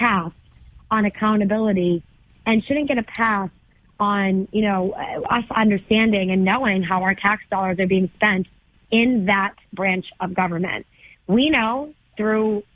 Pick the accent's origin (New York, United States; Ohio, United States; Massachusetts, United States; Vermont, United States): Massachusetts, United States; Methuen; also born or lived in Lawrence, Massachusetts; my hometown of Methuen